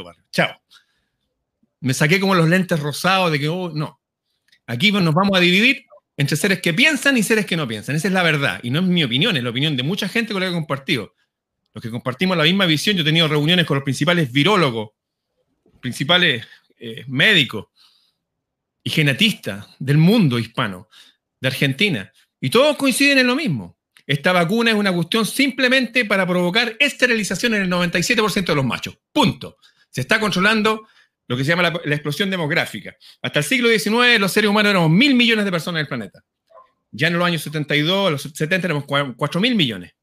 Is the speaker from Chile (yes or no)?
yes; Chile; soy chileno, hablo como chileno